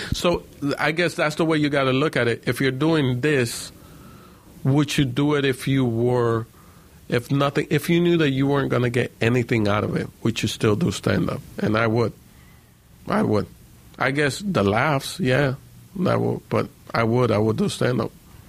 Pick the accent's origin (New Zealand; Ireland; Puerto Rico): Puerto Rico; born there; I was born in Puerto Rico, but then we all got deported, and they didn't separate me from my mom, even though I was born in Puerto Rico